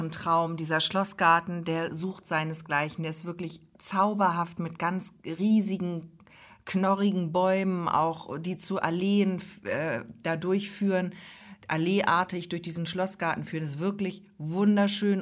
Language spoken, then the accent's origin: German; Hamburg, Germany; now in Ostholstein, Germany; ich bin ja nun aus Hamburg, und ähm, kam dann hier nach Ostholstein